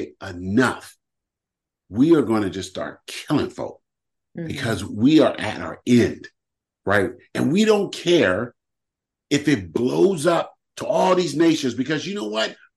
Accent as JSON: {"language": "English", "country": "United States", "tie": "born or raised there", "said": "as a Black man growing up in America"}